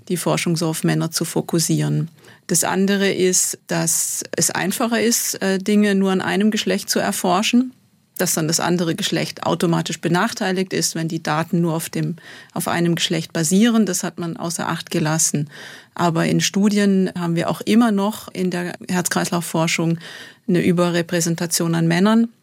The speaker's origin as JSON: {"language": "German", "town": "Bad Säckingen", "region": "Baden-Württemberg", "country": "Germany", "tie": "born or raised there", "also_born_or_lived": "Rheinfelden / Tübingen / Calw", "moved": "as an adult", "lives_now": "Switzerland", "said": "Ich bin in Bad Säckingen aufgewachsen"}